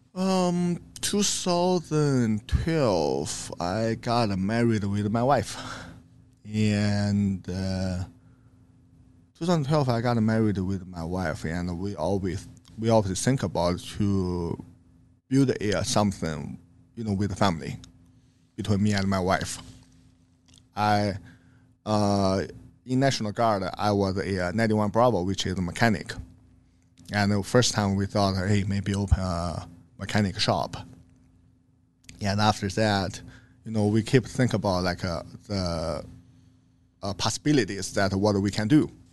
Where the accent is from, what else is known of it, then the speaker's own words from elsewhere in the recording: China; English is a second language; moved away as an adult; now in Omaha, United States; I grew up in China